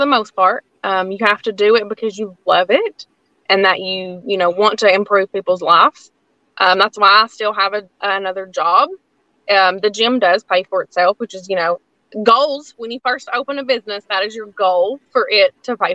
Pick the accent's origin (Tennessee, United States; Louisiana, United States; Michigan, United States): Tennessee, United States; Lansing; I grew up in Lansing. So I grew up in, you know, not even in town